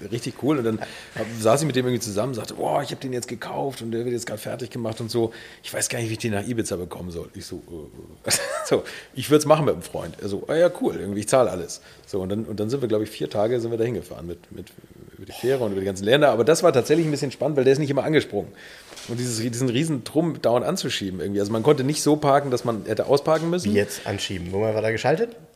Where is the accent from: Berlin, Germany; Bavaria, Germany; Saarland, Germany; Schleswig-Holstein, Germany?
Schleswig-Holstein, Germany; Bad Segeberg; Ich komme aus Bad Segeberg, hier aus der Nähe